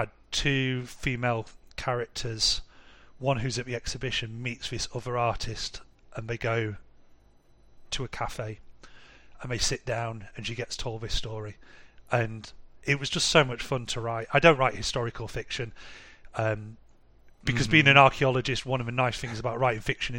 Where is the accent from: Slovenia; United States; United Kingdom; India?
United Kingdom; England; now in Munich, Germany; So I live in Munich now, but we're from England originally.